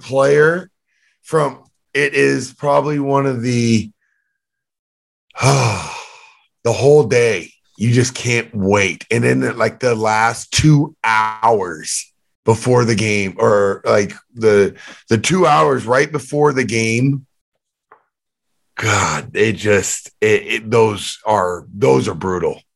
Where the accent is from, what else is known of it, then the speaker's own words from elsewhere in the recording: Canada; I'm from Canada